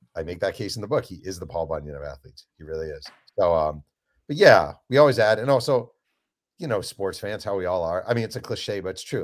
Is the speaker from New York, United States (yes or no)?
yes; New York, United States; I grew up in New York